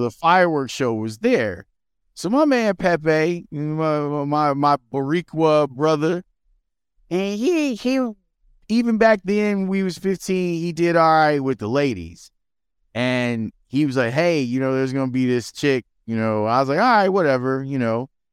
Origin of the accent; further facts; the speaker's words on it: Chicago, Illinois, United States; I grew up in Roseland